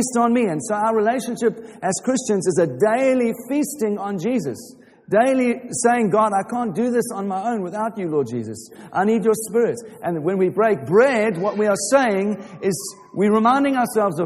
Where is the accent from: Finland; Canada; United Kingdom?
United Kingdom; Watford, East of England; I'm from Watford